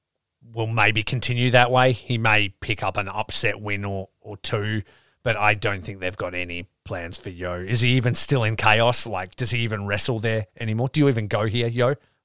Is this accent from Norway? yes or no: no; Australia; I'm Australian.